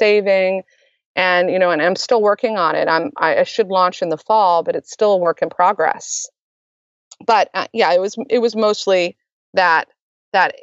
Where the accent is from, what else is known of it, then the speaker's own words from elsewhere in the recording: Maryland, United States; moved away as an adult; also born or lived in New York City; I'm originally from Maryland